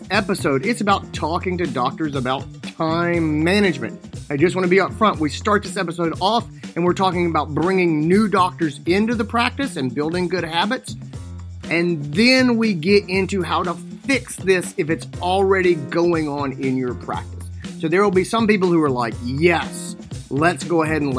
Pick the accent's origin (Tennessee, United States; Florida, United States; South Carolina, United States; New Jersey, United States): South Carolina, United States; Greenville; It's in my hometown. It's Greenville, South Carolina.